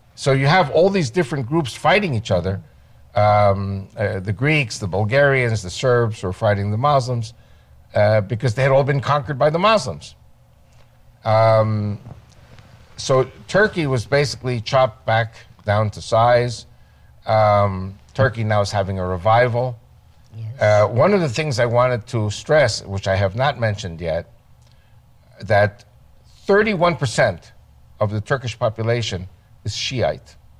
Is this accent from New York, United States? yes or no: yes; Great Neck, New York, United States; moved away as an adult; now in Israel; the synagogue where I was raised in Great Neck, New York